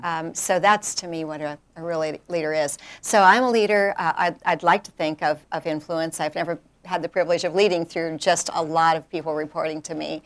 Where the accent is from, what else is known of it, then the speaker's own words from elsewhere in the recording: rural South Dakota, United States; moved away as an adult; now in North Carolina, United States; I grew up in rural South Dakota